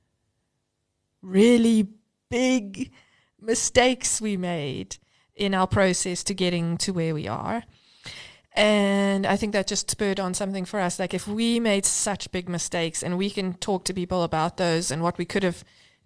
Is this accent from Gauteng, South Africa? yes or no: no; Cape Town, Western Cape, South Africa; moved away as an adult; now in Johannesburg, South Africa; I grew up in Cape Town and moved to Joburg at 21 by myself for work